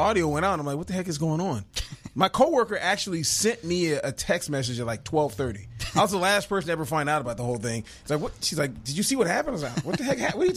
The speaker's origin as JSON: {"language": "English", "town": "Vallejo", "region": "California", "country": "United States", "said": "I'm originally from Vallejo, California"}